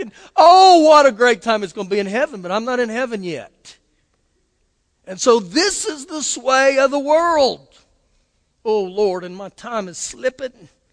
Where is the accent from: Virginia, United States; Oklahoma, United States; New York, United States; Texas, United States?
Oklahoma, United States; I was born in Oklahoma